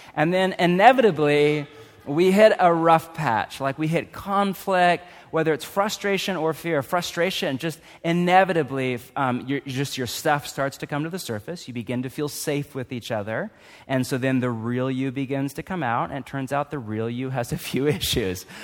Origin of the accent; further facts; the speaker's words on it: United States; I'm too American